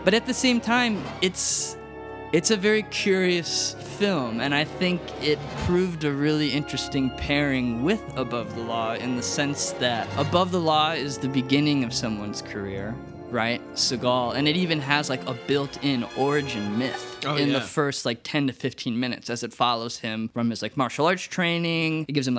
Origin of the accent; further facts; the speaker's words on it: Chicago, Illinois, United States; just being a Chicagoan